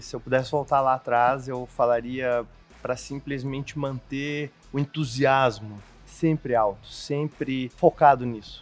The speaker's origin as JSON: {"language": "Portuguese", "town": "Porto Alegre", "region": "Rio Grande do Sul", "country": "Brazil", "tie": "born or raised there", "said": "sou natural de Porto Alegre"}